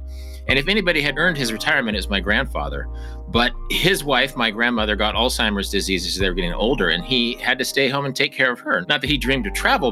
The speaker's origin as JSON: {"language": "English", "town": "Wichita", "region": "Kansas", "country": "United States", "tie": "born or raised there", "said": "I was working at a supermarket in Wichita, Kansas, my hometown"}